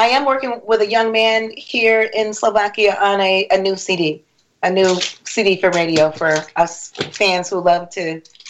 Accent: Rochester, New York, United States; also born or lived in Harrisburg, Pennsylvania; now in Orlando, United States; from Rochester, born in Rochester.

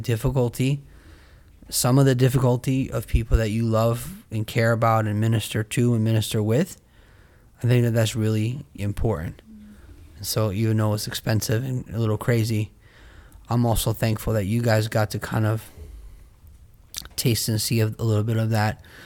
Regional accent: United States; I'm an American second, first I'm a Christian

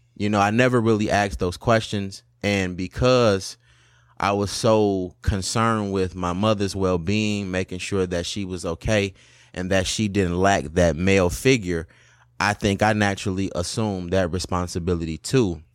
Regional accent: Highland Park, Michigan, United States; We came from Highland Park, which was way worse than Detroit.

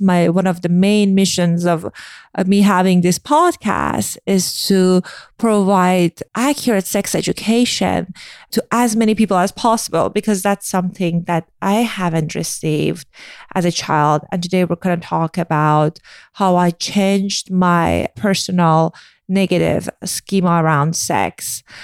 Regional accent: Iran; moved away; I grew up in Iran

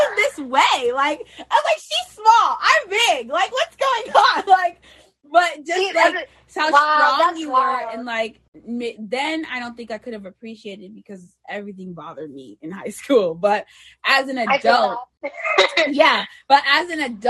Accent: New York City, New York, United States; I'm from there too

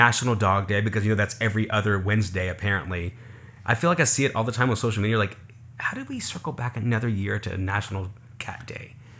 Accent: Decatur, Alabama, United States; moved away; Decatur, my hometown

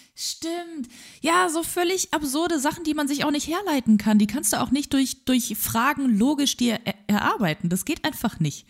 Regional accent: Wegberg, North Rhine-Westphalia, Germany; es gab einen Laden bei uns in Wegberg damals

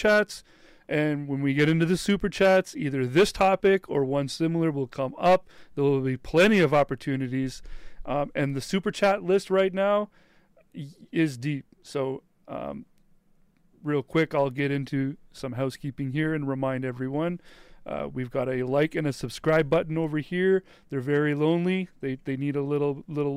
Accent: Canada; being Canadian

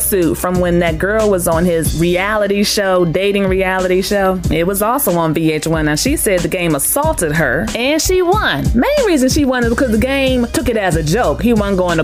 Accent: Washington, District of Columbia, United States; near my hometown, D.C.

